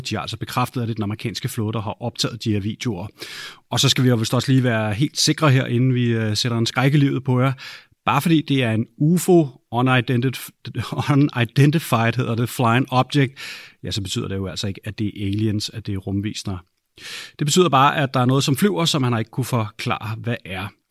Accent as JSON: {"language": "Danish", "country": "Denmark", "said": "hjemme i Danmark"}